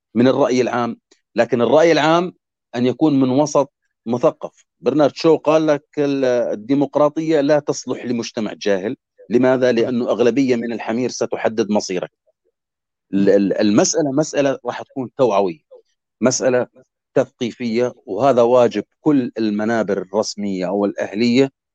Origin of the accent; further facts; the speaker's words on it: Jordan; بلدنا الاردن